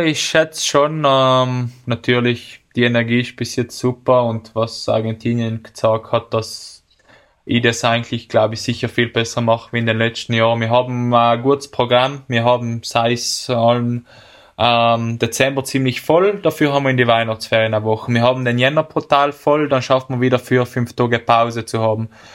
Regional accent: Bolzano, Trentino-Alto Adige, Italy; bei uns in Bozen

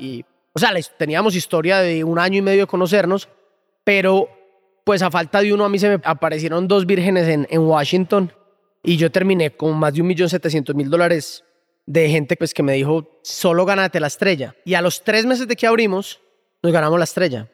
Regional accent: Colombia

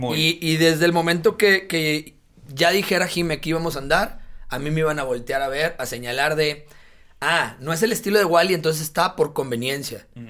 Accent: Monterrey, Nuevo León, Mexico; el sur de Monterrey, de donde yo soy de allá desde chiquito

